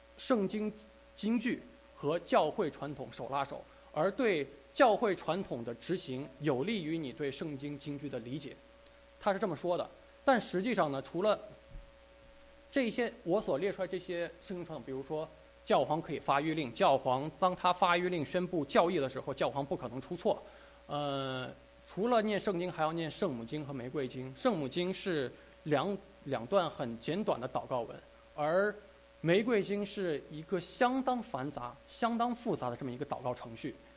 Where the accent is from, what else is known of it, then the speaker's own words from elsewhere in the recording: China; 我们中国人